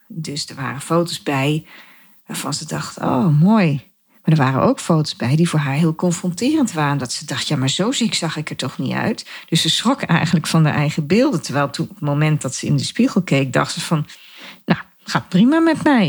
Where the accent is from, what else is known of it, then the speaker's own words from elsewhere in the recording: Dieren, Gelderland, Netherlands; also born or lived in De Steeg; Oorspronkelijk kom ik uit Dieren. Dat is een dorp in de gemeente Reden waar ik nog steeds woon, maar dan in een ander dorp, De Steeg